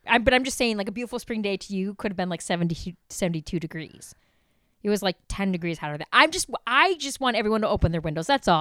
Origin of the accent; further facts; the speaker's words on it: Chicago, Illinois, United States; being a Chicagoan